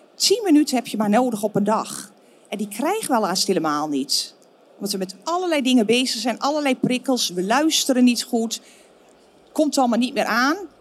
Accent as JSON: {"language": "Dutch", "country": "Netherlands", "also_born_or_lived": "Florida, United States", "moved": "as an adult", "said": "Ze vonden ons toch eigenlijk die nuchtere Hollanders. En ik denk dat we dat ook wel zijn"}